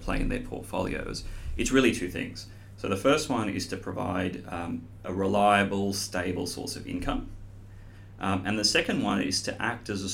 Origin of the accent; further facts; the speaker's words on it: Sydney, New South Wales, Australia; moved away as an adult; also born or lived in Europe / Asia; I grew up here in Sydney, but have actually spent most of my career in Europe and Asia